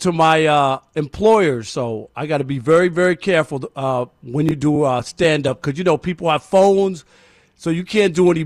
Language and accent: English; New York, United States; I'm from New York originally